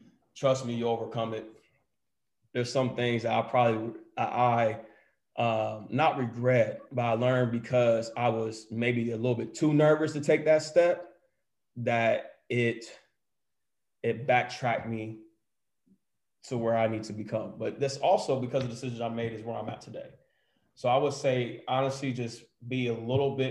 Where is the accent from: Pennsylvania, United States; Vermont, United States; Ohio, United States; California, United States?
Ohio, United States; Columbus; moved away; I grew up in Columbus. So, you know, it's Buckeye Nation, it's scarlet and gray.